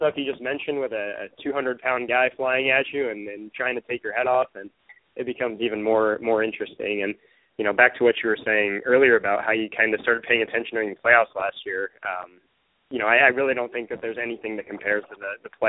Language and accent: English; Tri-Cities, Washington, United States; I grew up in the Tri-Cities